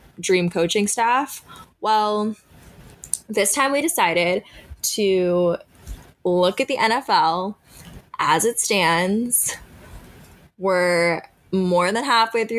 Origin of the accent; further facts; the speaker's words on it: Pittsburgh, Pennsylvania, United States; now in New York, United States; I grew up in Pittsburgh, as we know, huge Pittsburgh sports fan